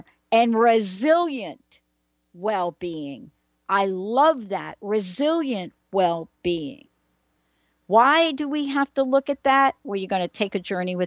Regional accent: East Coast, United States; now in Washington, United States; I grew up on the East Coast

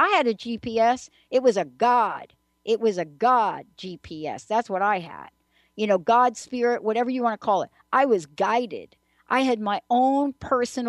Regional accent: New York City, New York, United States; moved away; also born or lived in New Jersey / Seattle; I'm a girl from the Bronx

